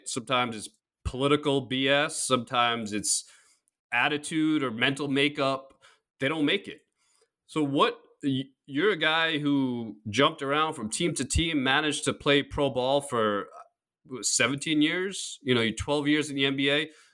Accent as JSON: {"language": "English", "region": "New York", "country": "United States", "tie": "born or raised there", "said": "I grew up in New York"}